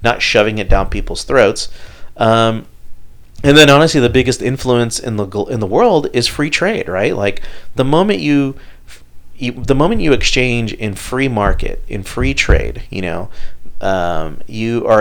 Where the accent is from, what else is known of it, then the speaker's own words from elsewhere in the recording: Houston, Texas, United States; Growing up here in Houston